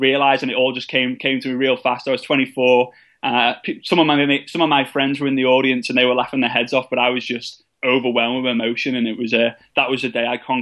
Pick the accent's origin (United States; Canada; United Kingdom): United Kingdom; England; being an English person